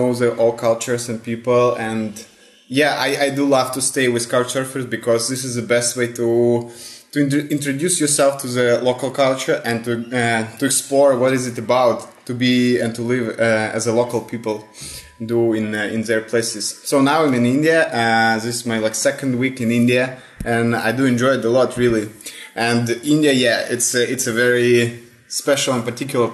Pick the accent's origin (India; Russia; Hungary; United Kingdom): Russia; born or raised there; moved away as an adult; also born or lived in St. Petersburg, Russia; now in Italy